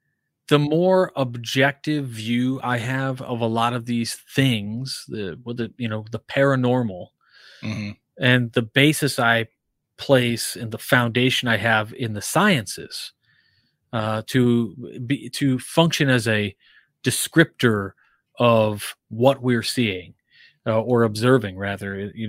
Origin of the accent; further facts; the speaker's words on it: Naples, Campania, Italy; I mean, so part of my youth, I was, you know, I grew up in Naples, Italy.